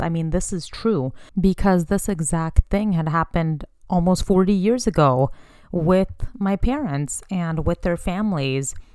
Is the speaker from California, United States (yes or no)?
yes; Bay Area, California, United States; also born or lived in Sacramento, California; I was born and raised in the Bay Area, California, and currently reside in Sacramento, the capital